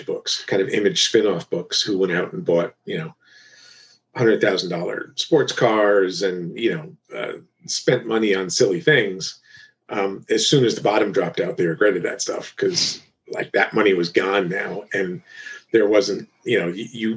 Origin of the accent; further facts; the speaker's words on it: Kingston, New York, United States; I had worked at the Daily newspaper in Kingston, New York, my hometown, since I was like 18